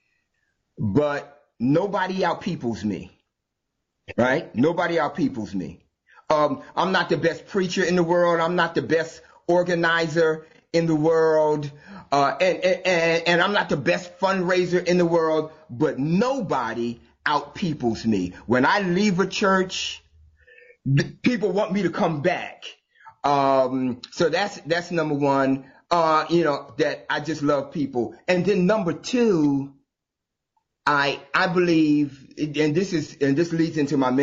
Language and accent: English; New Jersey, United States; I'm from New Jersey, born and raised.